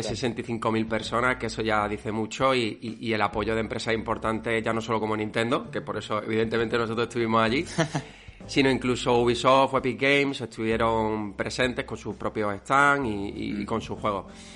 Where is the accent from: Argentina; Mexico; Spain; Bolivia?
Spain; Málaga, Andalusia; los dos somos de Málaga.